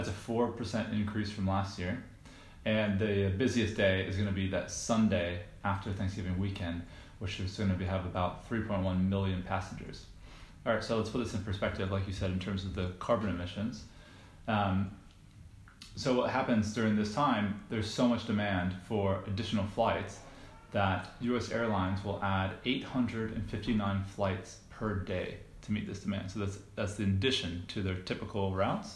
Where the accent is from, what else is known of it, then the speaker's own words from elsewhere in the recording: United States; moved away as an adult; now in London, United Kingdom; We are currently in London at the moment, just in terms of background, but we're both from the States